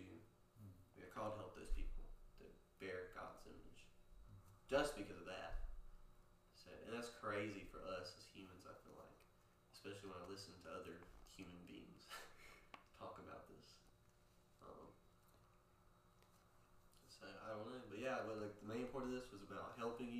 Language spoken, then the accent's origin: English; Poplarville, Mississippi, United States; growing up in Poplarville, small town